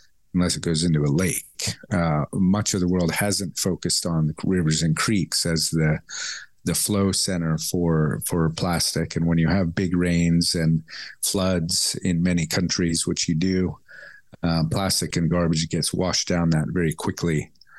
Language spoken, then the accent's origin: English; California, United States; born there; I was born in California, but I've worked over 30 years in Asia.